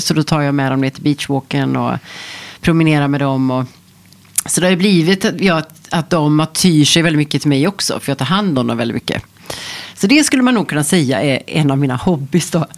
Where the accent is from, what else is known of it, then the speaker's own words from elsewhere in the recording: Stockholm, Stockholm County, Sweden; moved away as an adult; now in Portugal; när jag är hemma i Stockholm